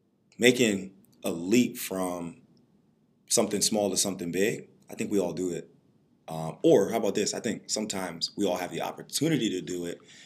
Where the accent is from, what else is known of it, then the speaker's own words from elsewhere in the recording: Reading, Pennsylvania, United States; growing up in Reading